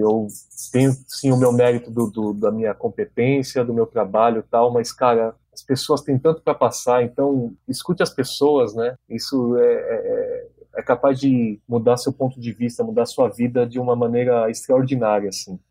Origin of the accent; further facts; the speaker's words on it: São Paulo, Brazil; moved away as an adult; now in Foz do Iguaçu, Brazil; Sou de São Paulo, sou nascido na capital mesmo e moro em Foz do Iguaçu há nove anos